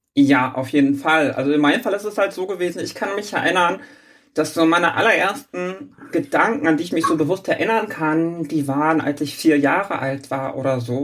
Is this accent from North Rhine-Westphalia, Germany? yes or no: no; Schleswig-Holstein, Germany; moved away as an adult; now in Hamburg, Germany; ich bin gebürtige Hamburgerin, bin allerdings nach, als kleines Kind nach Schleswig-Holstein gezogen und bin da groß geworden